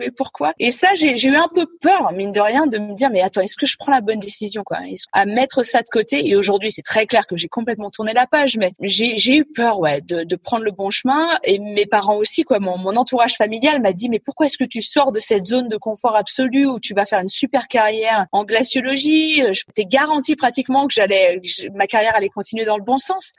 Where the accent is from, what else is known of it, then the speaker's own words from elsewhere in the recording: Gruffy, Auvergne-Rhône-Alpes, France; moved away; also born or lived in Annecy / Svalbard; Je suis née à Annecy en Haute-Savoie et j'ai grandi dans un petit village pas très loin d'Annecy qui s'appelle Gruffy